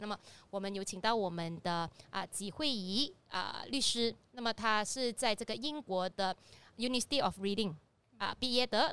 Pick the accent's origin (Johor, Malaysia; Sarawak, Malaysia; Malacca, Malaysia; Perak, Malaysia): Perak, Malaysia; Ipoh; 我来自医保嘛